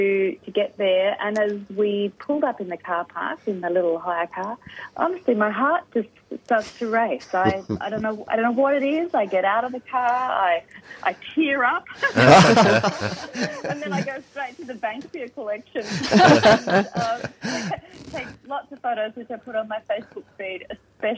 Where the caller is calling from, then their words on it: Newport, Victoria, Australia; I'm beaming in from Newport on Boonwurrung country.